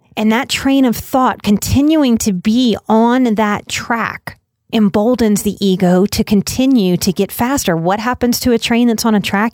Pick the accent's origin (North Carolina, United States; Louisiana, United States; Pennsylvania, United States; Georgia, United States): Louisiana, United States; New Orleans; moved away; also born or lived in Texas; I am born and raised in New Orleans